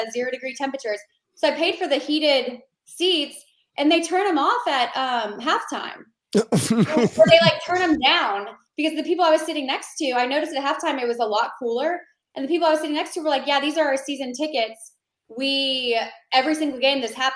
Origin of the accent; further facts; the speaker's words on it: Atlanta, Georgia, United States; also born or lived in Buffalo, New York; we moved to Atlanta when I was three and a half